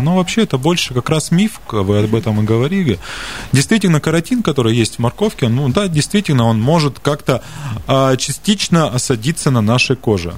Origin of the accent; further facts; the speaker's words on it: Siberia, Russia; как любой сибиряк